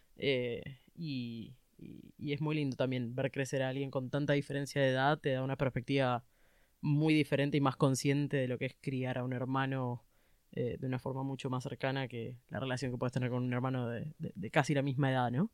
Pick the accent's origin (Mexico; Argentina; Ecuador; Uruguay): Argentina; Buenos Aires; yo nací en Buenos Aires, ciudad de Buenos Aires, porteña